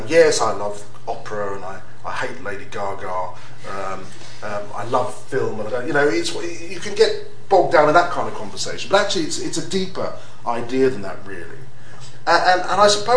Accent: London, United Kingdom; I was raised in London.

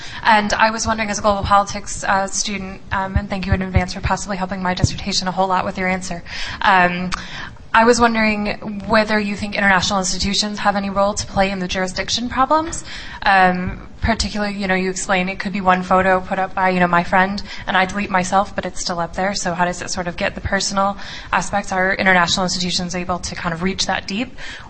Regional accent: United States; moved away as an adult; also born or lived in Virginia; now in United Kingdom; I live in the UK, but I'm American, and my data is being held in a server in Virginia, near where I used to live

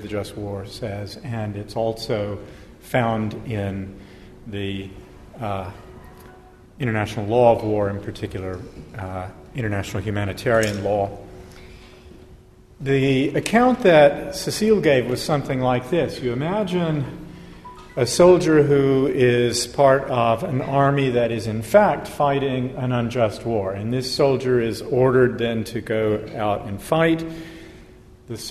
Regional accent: United States; I'm American

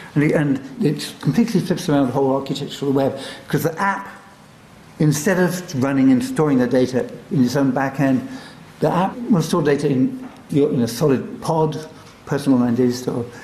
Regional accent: London, United Kingdom; born or raised there

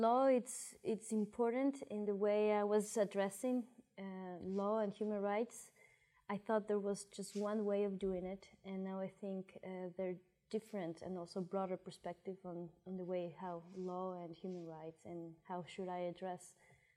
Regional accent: Ecuador; moved away as an adult; I come from Ecuador.

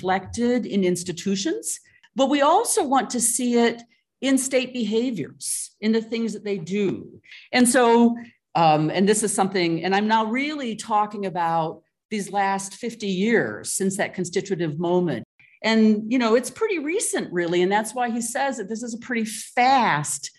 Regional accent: United States; my home country, the United States

